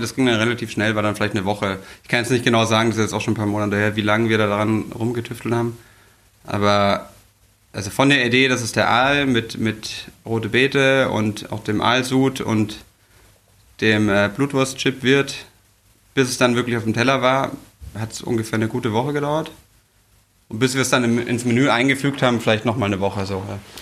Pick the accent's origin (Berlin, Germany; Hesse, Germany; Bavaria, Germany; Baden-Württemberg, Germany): Bavaria, Germany; moved away as an adult; now in Hamburg, Germany; ich komme aus Bayern